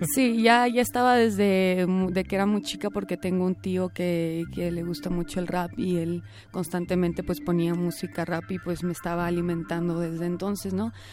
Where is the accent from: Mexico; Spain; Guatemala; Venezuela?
Mexico; Puerto Vallarta, Jalisco; also born or lived in Monclova; now in Guadalajara, Mexico; yo nací en la ciudad de Monclova, pero crecí en Puerto Vallarta